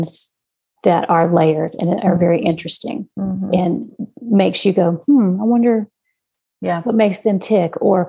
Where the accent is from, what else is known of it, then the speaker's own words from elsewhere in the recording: Texas, United States; as a Texan